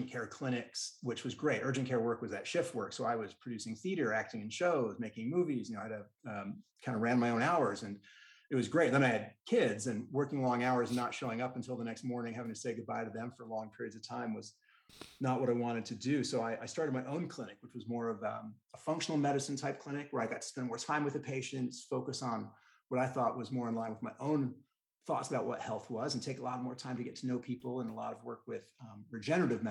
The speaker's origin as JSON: {"language": "English", "region": "New York", "country": "United States", "moved": "yes", "lives_now": "Utah, United States", "said": "as a New Yorker"}